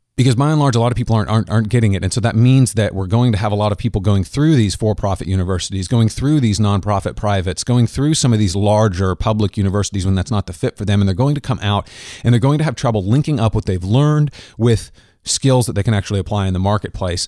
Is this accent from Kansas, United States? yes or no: yes; Kansas, United States; also born or lived in Minnesota; I'm from Kansas